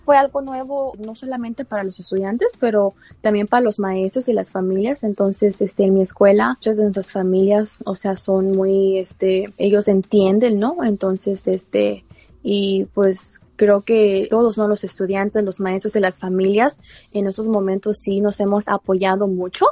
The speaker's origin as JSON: {"language": "Spanish", "country": "Mexico", "tie": "born or raised there", "moved": "yes", "lives_now": "Baltimore, United States", "said": "yo vengo de México y cuando yo estaba pequeña no tuve la mejor educación"}